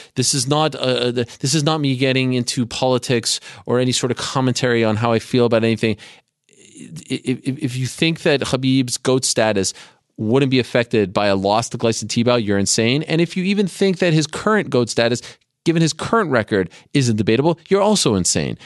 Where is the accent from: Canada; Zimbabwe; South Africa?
Canada; moved away; when I was growing up in Canada